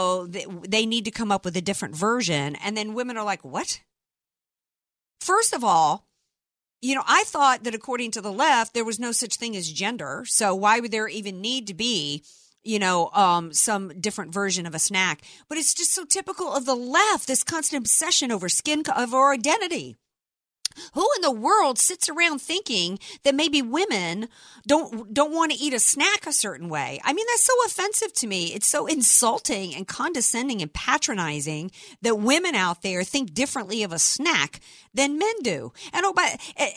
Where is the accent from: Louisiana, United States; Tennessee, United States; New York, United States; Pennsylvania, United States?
Louisiana, United States; New Orleans; now in San Diego, United States; I'm from New Orleans